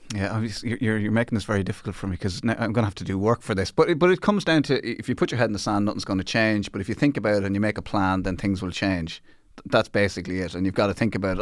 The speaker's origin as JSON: {"language": "English", "country": "Ireland", "said": "as an Irish person"}